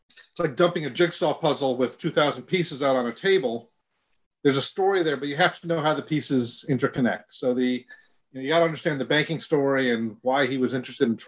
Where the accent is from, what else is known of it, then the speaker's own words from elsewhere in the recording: Michigan, United States; I grew up in Michigan